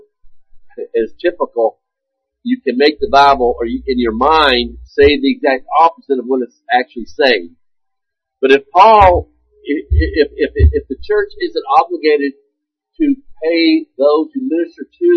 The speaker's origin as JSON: {"language": "English", "country": "United States"}